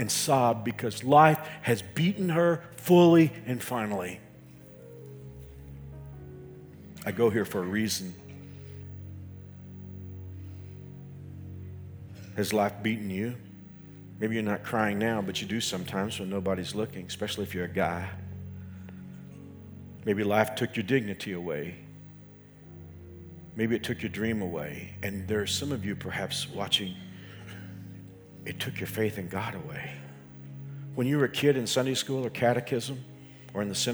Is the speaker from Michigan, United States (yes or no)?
no; Dallas-Fort Worth area, Texas, United States; moved away as an adult; I grew up in the Dallas-Fort Worth area.